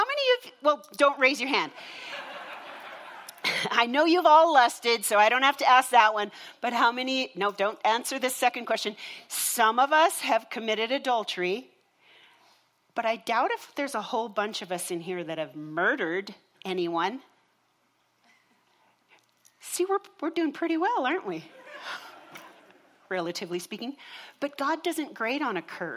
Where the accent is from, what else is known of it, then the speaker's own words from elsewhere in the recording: Minnesota, United States; I grew up in Minnesota in a home, and we religiously attended church every Sunday